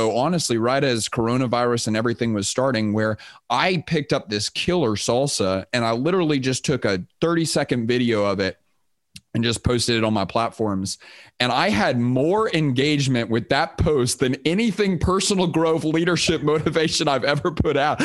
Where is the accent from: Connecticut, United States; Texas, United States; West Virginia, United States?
Texas, United States; Houston; also born or lived in Austin, Texas; I grew up in Texas. I grew up in Houston, Texas